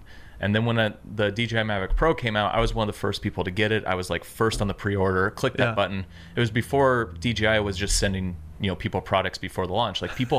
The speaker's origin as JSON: {"language": "English", "town": "Tacoma", "region": "Washington", "country": "United States", "tie": "born or raised there", "said": "No, so I grew up in Seattle, south of Seattle, a place called Tacoma"}